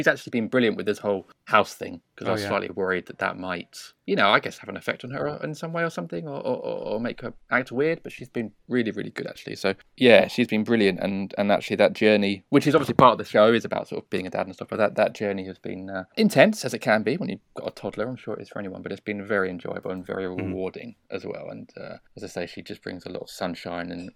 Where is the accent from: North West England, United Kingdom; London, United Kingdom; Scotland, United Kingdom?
London, United Kingdom; we are from South London